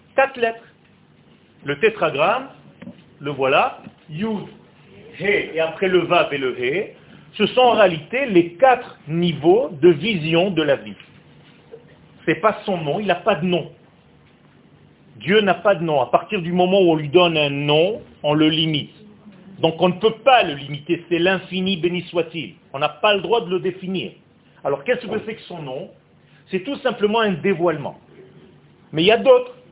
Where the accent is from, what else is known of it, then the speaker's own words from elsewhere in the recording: Israel; first language Hebrew; French is a second language; ma langue natale c'est l'hébreu. Je suis israélien de naissance. Je suis né en Israël. Le français que je vous parle maintenant, c'est un français que j'ai appris sur le tas.